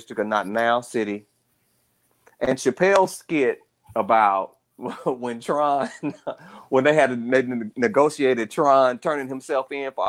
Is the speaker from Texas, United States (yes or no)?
yes; Dallas, Texas, United States; I growing up in Dallas. I literally watched that happen.